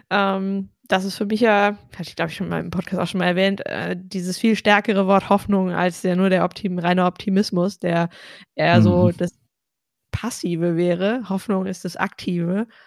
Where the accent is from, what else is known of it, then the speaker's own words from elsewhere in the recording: North Rhine-Westphalia, Germany; Ja, ich sage ja auch oft, ich komme aus Ostwestfalen, da ist das auch nicht so die Regel, dass man sich überschwänglich lobt.